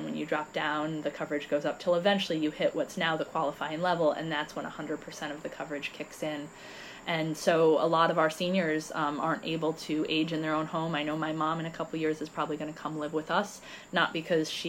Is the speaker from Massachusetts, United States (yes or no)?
no; New Lebanon, New York, United States; moved away as an adult; also born or lived in California; I was born and raised in New Lebanon